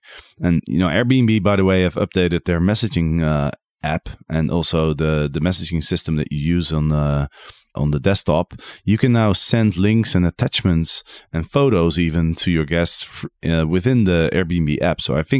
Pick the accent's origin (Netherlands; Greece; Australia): Netherlands; English is a second language; Maybe that's because I'm from Holland, and in Holland we have a saying, you know, being normal is already crazy enough.